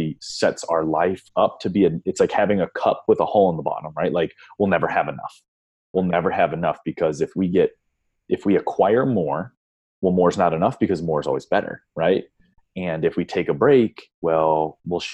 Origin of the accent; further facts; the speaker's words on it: Northeast Ohio, United States; growing up in Northeast Ohio, very like blue collar-y